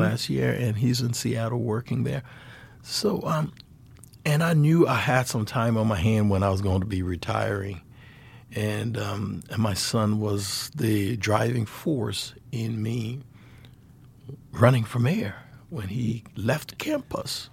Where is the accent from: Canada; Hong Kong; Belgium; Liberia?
Liberia; moved away as an adult; now in Helena, United States